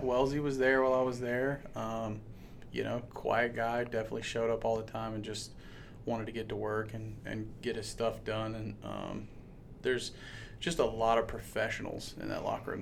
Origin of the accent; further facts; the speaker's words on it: Savannah, Georgia, United States; moved away as an adult; also born or lived in Jacksonville, Florida / Montana; now in Harrisonburg, United States; I'm from South Georgia, Savannah to be specific.